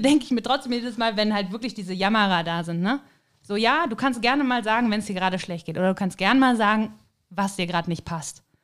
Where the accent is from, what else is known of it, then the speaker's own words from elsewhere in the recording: Cologne, North Rhine-Westphalia, Germany; moved away as an adult; also born or lived in Hamburg / Kiel; now in St. Johann in Tirol, Austria; Und natürlich komme ich ja eben aus dem Rheinland, aus Köln.